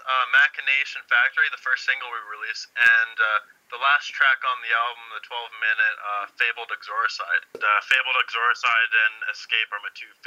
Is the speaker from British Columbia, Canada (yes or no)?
yes; Chilliwack, British Columbia, Canada; We're actually from Chilliwack.